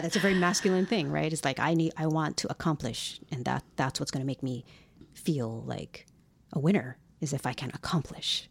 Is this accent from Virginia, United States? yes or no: no; Hawaii, United States; moved away; Growing up in Hawaii